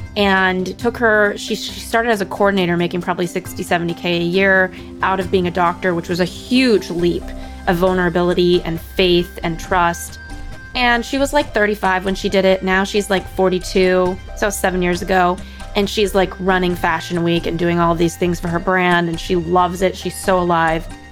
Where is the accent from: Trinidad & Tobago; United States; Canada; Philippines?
United States; Los Angeles, California; I come from Los Angeles